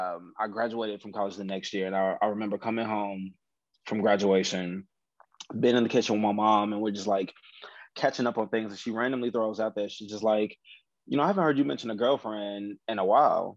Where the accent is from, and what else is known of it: Chicago, Illinois, United States